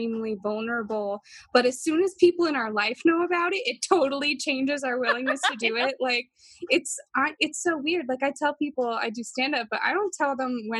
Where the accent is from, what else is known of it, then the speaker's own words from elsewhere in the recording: the South, United States; moved away as an adult; now in New York City, United States; There's more than like 3 races in my hometown